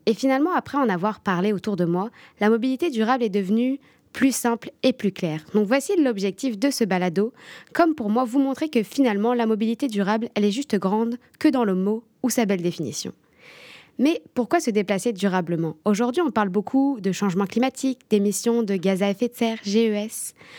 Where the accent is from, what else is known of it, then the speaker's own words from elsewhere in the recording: France; moved away as an adult; now in Sherbrooke, Canada; je suis française. Quand je suis arrivée au Québec, plus particulièrement à Sherbrooke